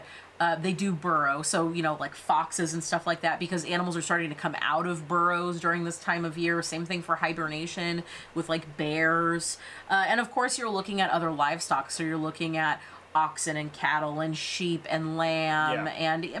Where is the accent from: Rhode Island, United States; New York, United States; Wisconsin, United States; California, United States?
California, United States; we are from California